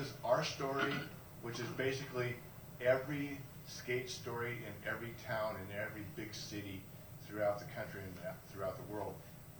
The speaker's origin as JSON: {"language": "English", "town": "Vacaville", "region": "California", "country": "United States", "tie": "born or raised there", "also_born_or_lived": "Sacramento", "said": "I was born in Vacaville, which is down the road from Sacramento, and I moved to Sacramento in about 84."}